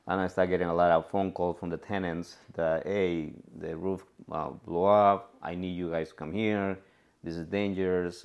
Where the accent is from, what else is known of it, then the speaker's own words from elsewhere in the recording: Cuernavaca, Morelos, Mexico; English is a second language; moved away as an adult; now in San Francisco, United States; I'm from Mexico, from Cuernavaca, Morelos.